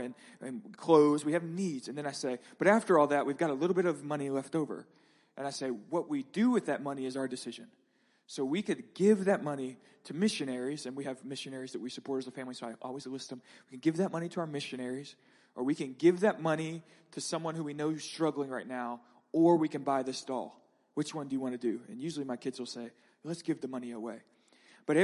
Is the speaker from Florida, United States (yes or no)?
yes; Escambia County, Northwest Florida, United States; moved away; I grew up in Northwest Florida in Escambia County.